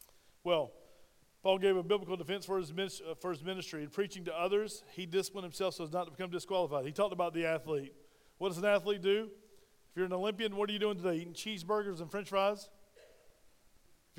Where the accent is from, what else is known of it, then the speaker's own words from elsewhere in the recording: Spartanburg, South Carolina, United States; moved away; my hometown of Spartanburg, South Carolina